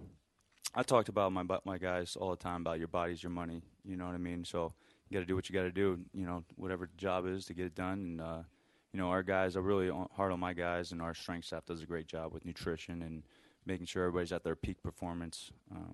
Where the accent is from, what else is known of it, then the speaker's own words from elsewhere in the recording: Pennsylvania, United States; moved away as an adult; now in Idaho, United States; I'm originally from the East Coast, from Pennsylvania.